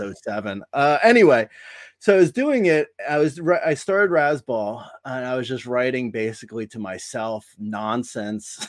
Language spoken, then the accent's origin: English; New Jersey, United States; moved away as an adult; also born or lived in Long Island / Boston / Los Angeles; I grew up in Jersey, uh, and, and family moved to Long Island when I was in college, but I, I, so I go home to Long Island now, but I grew up in Jersey